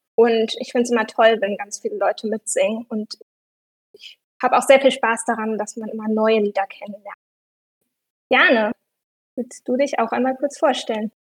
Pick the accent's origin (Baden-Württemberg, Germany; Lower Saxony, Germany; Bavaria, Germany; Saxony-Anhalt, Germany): Lower Saxony, Germany; Hanover; ich komme aus Hannover